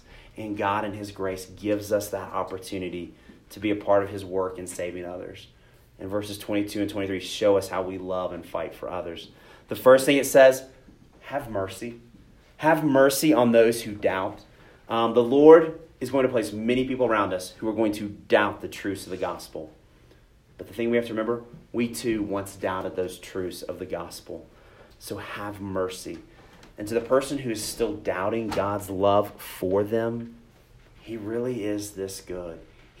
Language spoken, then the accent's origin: English; Texas, United States; I grew up in Texas, went to a camp called Pine Cove